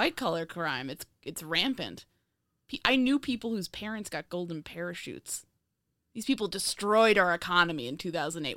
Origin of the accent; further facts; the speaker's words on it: a square-mile town near the Bronx, New York, United States; my hometown is a square mile